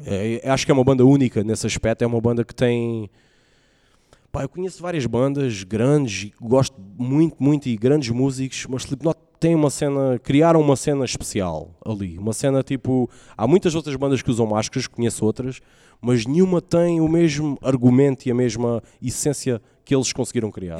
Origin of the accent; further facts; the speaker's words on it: Faro, Algarve, Portugal; also born or lived in Ameixial; nasci em Faro. Ah, vivi numa aldeia, vivi numa, no, numa aldeia que é o Ameixial antes